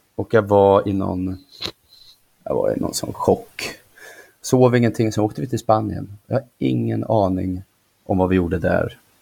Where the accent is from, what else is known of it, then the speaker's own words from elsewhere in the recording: Nyköping, Södermanland, Sweden; jag trivdes inte hemma i Nyköping, hemma hos mamma